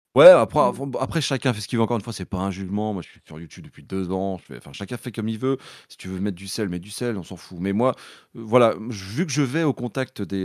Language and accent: French; Brittany, France; je suis breton euh, à, la base